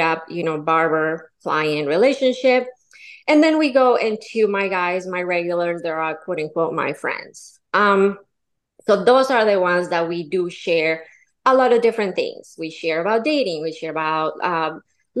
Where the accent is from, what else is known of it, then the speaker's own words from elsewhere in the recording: Colombia; now in Florida, United States; I'm from Colombia, born and raised.